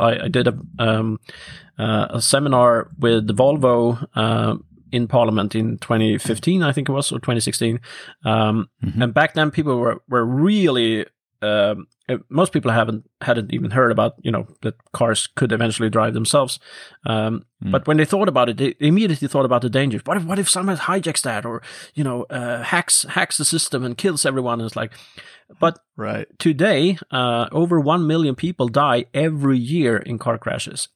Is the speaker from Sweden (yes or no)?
yes; Norrköping, Östergötland, Sweden; my hometown Norrköping